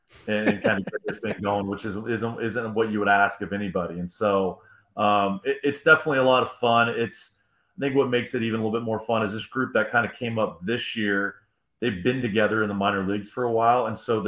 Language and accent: English; Illinois, United States; also born or lived in Ohio; So I spent some time growing up in Illinois and Ohio. I understand those winters.